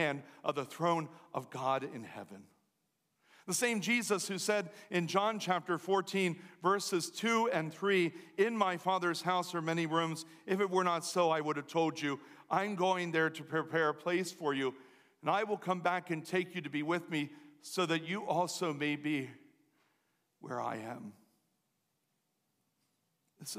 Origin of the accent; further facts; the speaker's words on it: Lancaster County area, Pennsylvania, United States; moved away as an adult; also born or lived in Baltimore; where I'm from